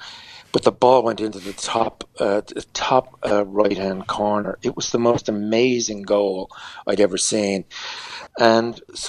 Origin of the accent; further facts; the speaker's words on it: Dublin, Leinster, Ireland; now in New York City, United States; when I was growing up in Dublin